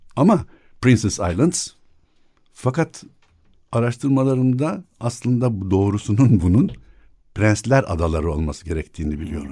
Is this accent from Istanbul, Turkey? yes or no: yes; Istanbul, Turkey; also born or lived in Burgazada; Doğma büyüme yok büyüme demeyeyim de doğma büyük ada 1964'e kadar ondan sonra Burgazada.